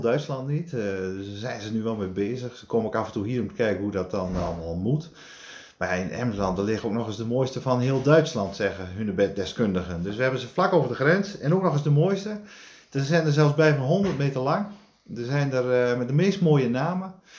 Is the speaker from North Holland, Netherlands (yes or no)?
no; Drenthe, Netherlands; ik kom uit Drenthe, dus ik ben opgegroeid met hunebedden